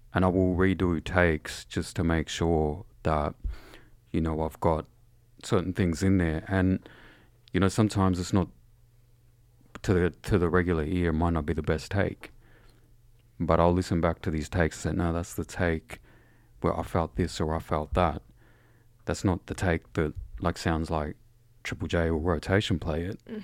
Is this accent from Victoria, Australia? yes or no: yes; Shepparton, Victoria, Australia; also born or lived in Mooroopna; I was born in the township by the name of Shepparton, and I was raised, um, in the Shepparton area